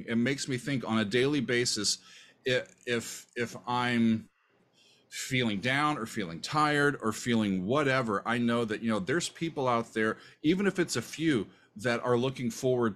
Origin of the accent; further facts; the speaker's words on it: Omaha, Nebraska, United States; moved away as an adult; also born or lived in Kansas; now in New Jersey, United States; I consider Omaha my hometown